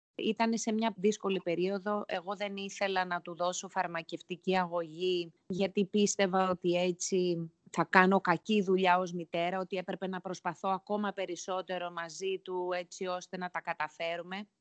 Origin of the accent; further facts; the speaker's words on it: Nea Smyrni, Attica, Greece; moved away as an adult; also born or lived in Singapore; μεγάλωσα στη Νέα Σμύρνη